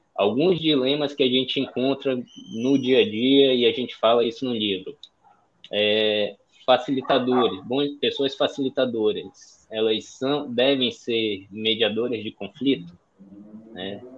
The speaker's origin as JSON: {"language": "Portuguese", "town": "Manaus", "region": "Amazonas", "country": "Brazil", "tie": "born or raised there", "also_born_or_lived": "São Paulo", "said": "sou de Manaus, moro em Manaus, nascido e criado aqui"}